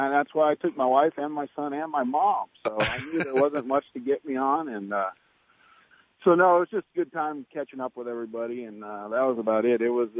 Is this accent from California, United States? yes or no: yes; Northern California, United States; I grew up in Northern Cal.